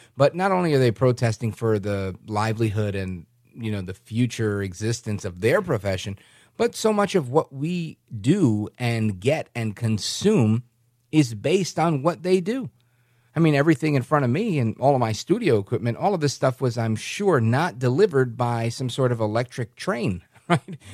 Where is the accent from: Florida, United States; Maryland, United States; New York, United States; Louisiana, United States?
New York, United States; New York City; moved away; I'm originally from New York City